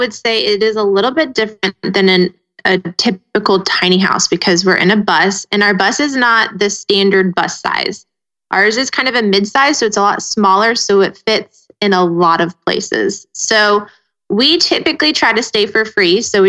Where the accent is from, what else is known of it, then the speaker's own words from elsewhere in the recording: Southeast, United States; Especially we're from the Southeast and we're here now.